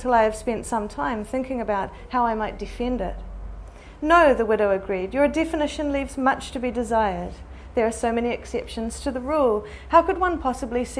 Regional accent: Christchurch, Canterbury, New Zealand; I grew up in Christchurch, which is on the east coast of the South Island

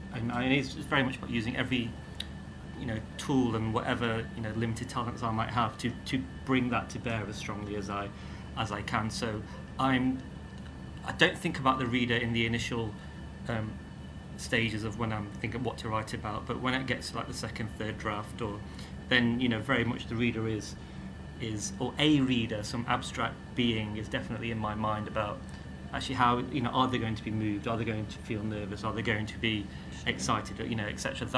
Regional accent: India; born there; and I was born in India. I've never spent, you know, I've not grown up there.

